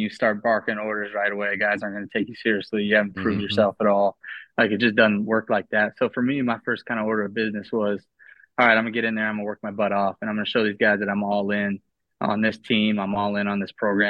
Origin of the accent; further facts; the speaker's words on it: Boston, Massachusetts, United States; moved away as an adult; now in Los Angeles, United States; Thought about going home because I'm from Boston.